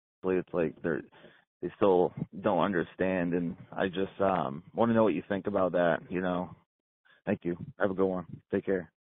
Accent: Maine, United States; I'm from Maine, man. It's been hard up here

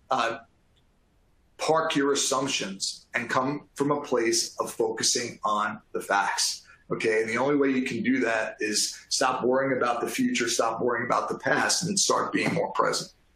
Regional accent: New York, United States; I am from New York

